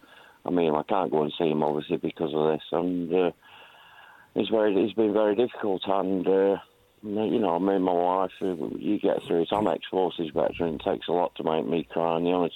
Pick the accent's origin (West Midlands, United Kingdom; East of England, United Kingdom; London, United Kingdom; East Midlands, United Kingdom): West Midlands, United Kingdom; Birmingham; now in Bolton, United Kingdom; Yeah, I was born and bred in Birmingham, but I live in Bolton now.